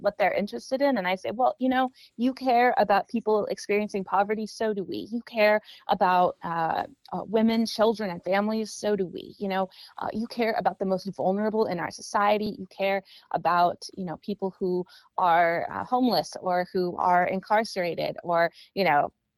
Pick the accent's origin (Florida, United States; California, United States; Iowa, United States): California, United States; Sacramento; moved away as an adult; also born or lived in Los Angeles / Washington, D.C. / Maryland; I grew up here in Sacramento, so it's nice to be home